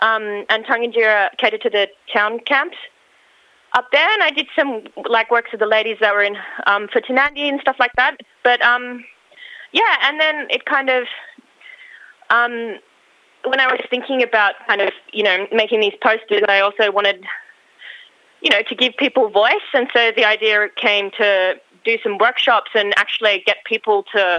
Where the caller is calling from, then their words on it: Sydney, New South Wales, Australia; I'm on Gadigal land in Sydney.